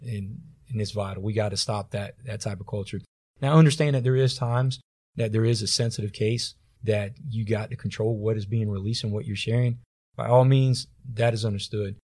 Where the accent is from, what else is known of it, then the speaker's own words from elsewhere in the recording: Tampa, Florida, United States; growing up in Tampa, Florida